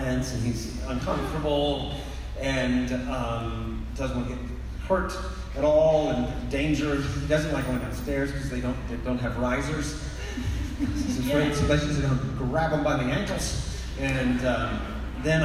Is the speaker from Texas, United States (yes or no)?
yes; Texas, United States; I grew up in Texas